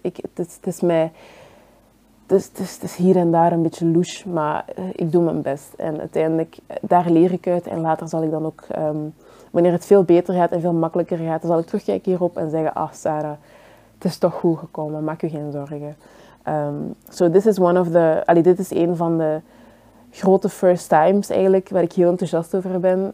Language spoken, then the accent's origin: Dutch; Belgium; Ik ben zelf hier geboren in België, maar dat maakt mij niet per se enkel Belg.